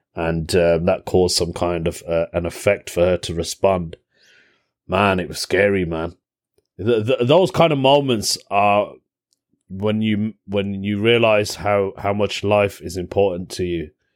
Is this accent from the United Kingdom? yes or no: yes; United Kingdom; accent: British; I've got a British accent